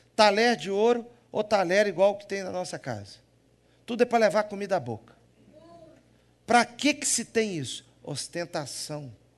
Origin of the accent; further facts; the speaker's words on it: Minas Gerais, Brazil; accent: Mineiro; Eu tenho sotaque de quê? Mineiro